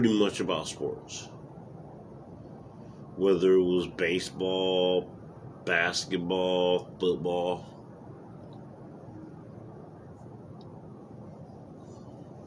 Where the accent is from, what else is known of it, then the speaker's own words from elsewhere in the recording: United States; my home country, United States